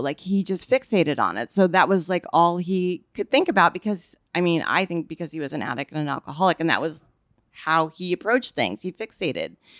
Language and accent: English; Bay Area, California, United States; born or raised there; also born or lived in Nebraska